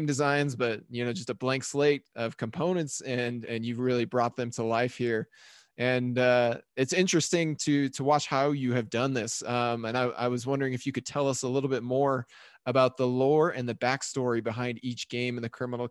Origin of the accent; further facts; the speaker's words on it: Logan, Utah, United States; Logan, Utah, my hometown